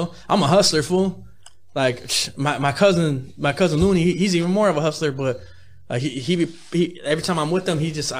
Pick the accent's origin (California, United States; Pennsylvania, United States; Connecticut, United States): California, United States; Gardena; my city, the city of Gardena